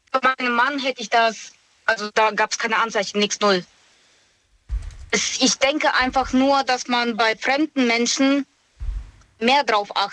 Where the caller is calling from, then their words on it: Moosbach, Germany; ich komme aus Moosbach.